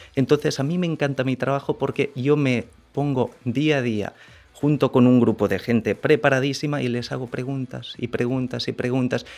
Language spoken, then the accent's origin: Spanish; Barcelona, Catalonia, Spain; moved away as an adult; now in Dominican Republic; Yo soy de Barcelona, hace seis años y medio que estoy aquí en el país